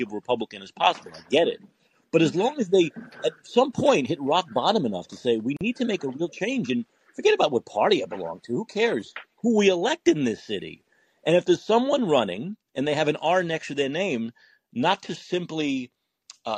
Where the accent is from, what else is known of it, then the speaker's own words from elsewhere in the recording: New York, United States; moved away; I have a lot of friends in my hometown of New York